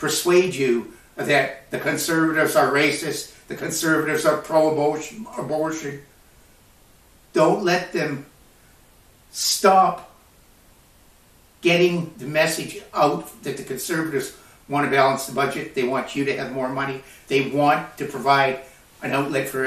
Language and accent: English; Canada